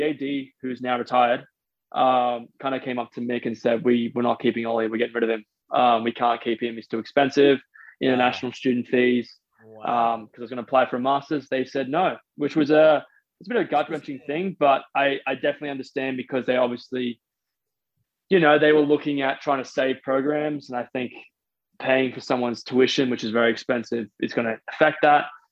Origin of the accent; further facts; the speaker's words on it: Australia; moved away as an adult; as an Australian